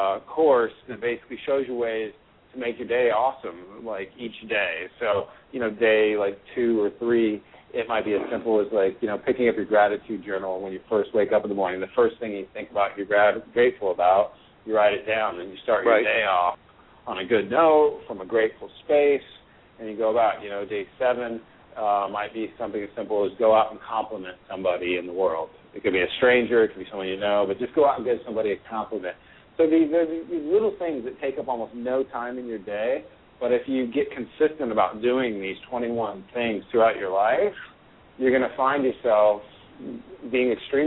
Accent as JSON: {"language": "English", "town": "Portland", "region": "Oregon", "country": "United States", "tie": "born or raised there", "said": "So my whole life, I grew up in Portland, Oregon, very liberal"}